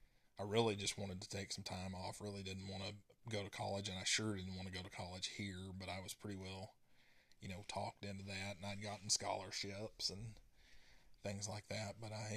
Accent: Texas, United States; born there; So, I was born in East Texas, and my dad worked in the oil field, and we moved 4 times before I reached the 5th grade.

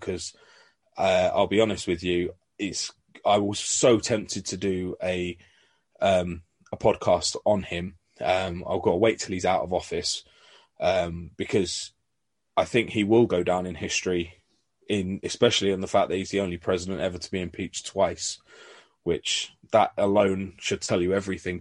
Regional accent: London, United Kingdom; now in North of England, United Kingdom; originally, I'm from North London myself.

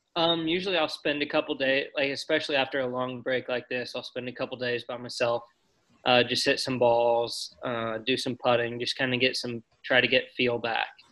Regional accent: Columbus, Indiana, United States; I loved growing up in Indiana

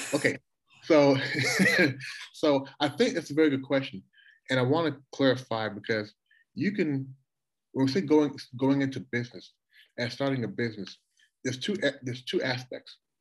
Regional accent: Louisville, Kentucky, United States; moved away as an adult; also born or lived in Toronto, Canada / Washington, D.C.; now in Shanghai, China; going from Toronto to Louisville, where I spent, you know, the vast majority of my life

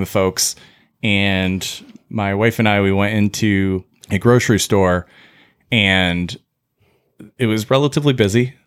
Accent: United States; we as the American, like, medical association and as Americans

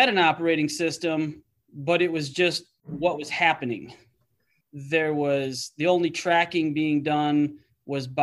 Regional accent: Illinois, United States; moved away as an adult; also born or lived in Wisconsin / Michigan; my hometown in Illinois

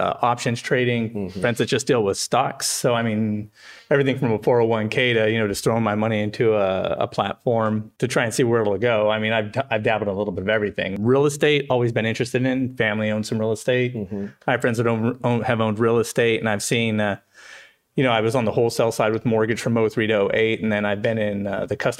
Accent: San Bernardino, California, United States; Born and raised in San Bernardino.

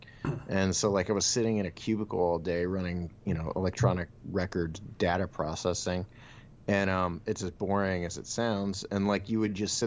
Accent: Bolivar, Ohio, United States; I grew up in Bolivar, Ohio.

